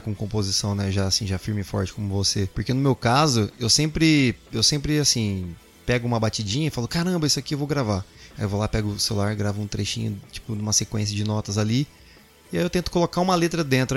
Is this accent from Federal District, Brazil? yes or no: no; Salvador, Bahia, Brazil; moved away; eu passei a minha adolescência em Salvador, na Bahia